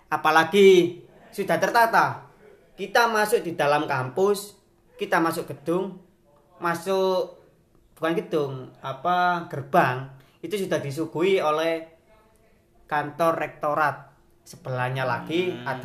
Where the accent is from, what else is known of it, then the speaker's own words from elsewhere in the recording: Pasuruan, East Java, Indonesia; born there; apalagi saya itu lahir di kota Pasuruan, di Kabupaten Pasuruan.